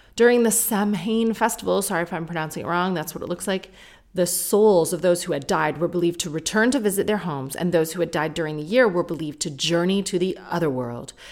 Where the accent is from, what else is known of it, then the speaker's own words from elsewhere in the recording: Sarnia, Ontario, Canada; now in United Kingdom; I grew up in Sarnia